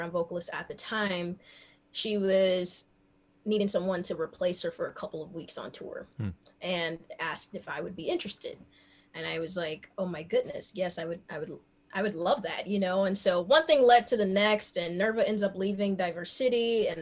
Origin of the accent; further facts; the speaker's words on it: Memphis, Tennessee, United States; I grew up in North Memphis